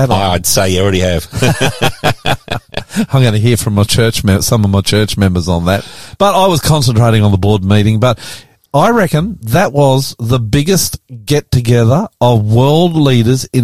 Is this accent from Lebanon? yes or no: no; Australia; I'm the …, and welcome to our show today